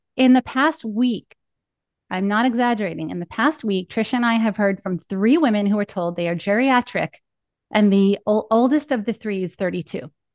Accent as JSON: {"language": "English", "region": "Northeast", "country": "United States", "accent": "East Coast", "said": "I must sound like I'm from the Northeast"}